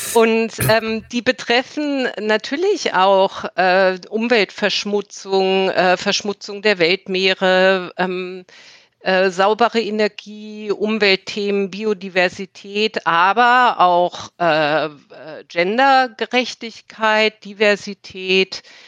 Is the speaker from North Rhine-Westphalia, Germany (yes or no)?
no; Berlin, Germany; moved away; Ich lebe mittlerweile wieder in Berlin. Berlin ist meine Heimatstadt.